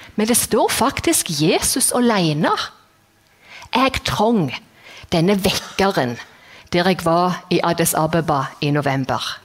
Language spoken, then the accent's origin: Norwegian; Jæren, Rogaland, Norway; moved away as an adult; now in Kristiansand, Norway; jeg er jærbu, og Bryne er best